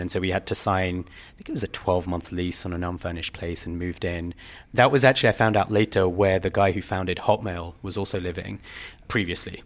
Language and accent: English; London, United Kingdom; moved away as an adult; also born or lived in Plumstead / Woolwich / Vancouver; I grew up in London, Southeast London